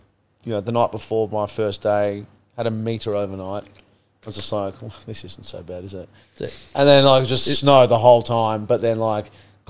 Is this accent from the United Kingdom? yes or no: no; Australia; I love Australians. We're amazing people.